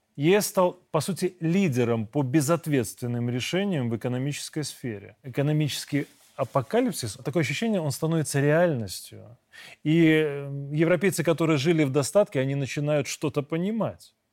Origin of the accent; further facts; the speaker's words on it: Belarus; мы, белорусы, с 97 года